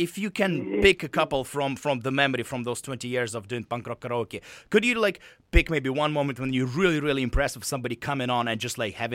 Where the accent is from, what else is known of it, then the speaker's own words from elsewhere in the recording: Russia; moved away; I'm from Russia